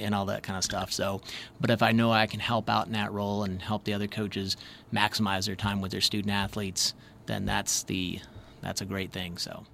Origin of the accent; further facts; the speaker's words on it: Michigan, United States; moved away; I'm originally from Michigan